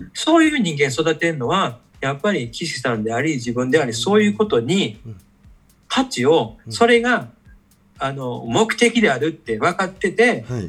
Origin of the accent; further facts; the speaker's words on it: Kakogawa, Hyogo, Japan; 自分の地元の加古川